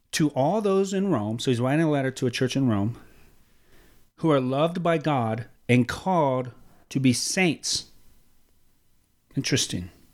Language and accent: English; Mexico; I am from Mexico